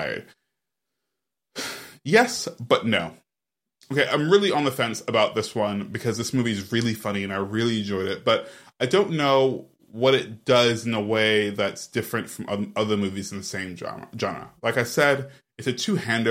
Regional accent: New York, United States; As a New Yorker

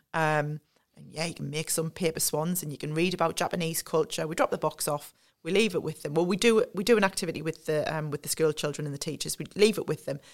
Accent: Sunderland, North East England, United Kingdom; I'm from Sunderland. Um, the way I would describe myself is I'm very much a homebird. So, I've lived and worked in the North East all my life

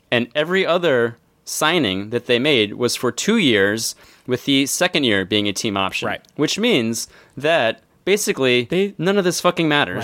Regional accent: Philadelphia, Pennsylvania, United States; my hometown Philadelphia

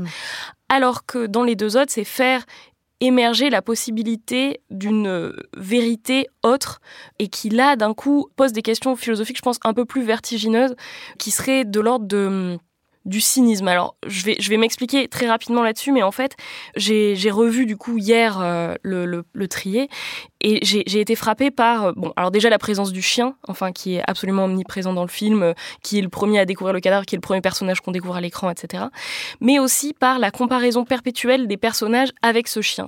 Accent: France; à nous, en tant que Français et Françaises

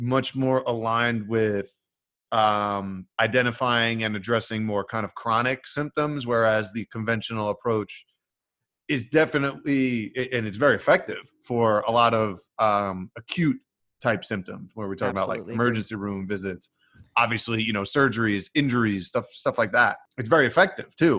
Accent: New York, United States; I'm from New York. Both my parents from Brooklyn. Like both Brooklyn Italian family

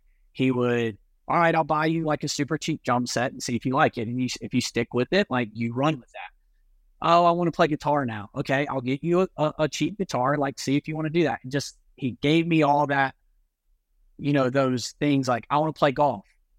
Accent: Italy; My mom, I grew up in Italy. My mom was Italian and she was more like kind of free spirited, I guess.

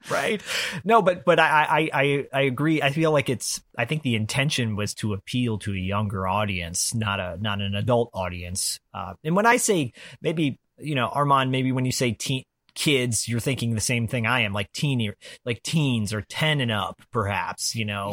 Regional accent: Detroit, Michigan, United States; I grew up in Detroit as a kid

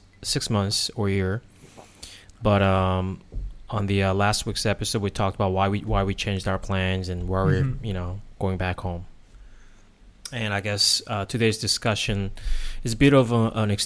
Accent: South Korea; moved away as an adult; also born or lived in United States; now in Thailand; I was born and raised in South Korea

